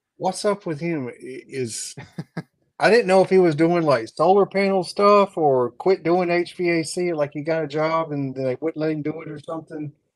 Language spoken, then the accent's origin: English; North Augusta, South Carolina, United States; moved away as an adult; also born or lived in Columbia, South Carolina; now in South Georgia, United States; my family's from around Columbia, but I grew up in North Augusta.